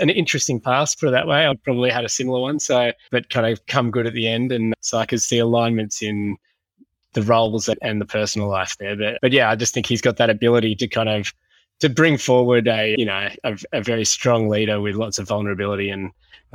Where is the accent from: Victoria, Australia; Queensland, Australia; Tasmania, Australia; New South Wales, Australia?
New South Wales, Australia; Sydney; I grew up in Sydney